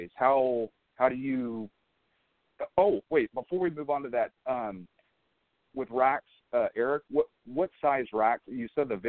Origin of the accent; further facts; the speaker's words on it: Florida, United States; moved away as an adult; now in California, United States; I'm an East Coaster, brother. I'm from Florida. I've only been out in California for 4 or 5 years